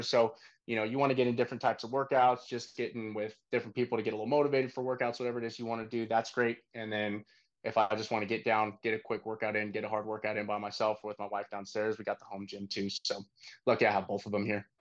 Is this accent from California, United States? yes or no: yes; Northern California, United States; moved away as an adult; also born or lived in Texas; now in Austin, United States; Originally, I'm from Northern California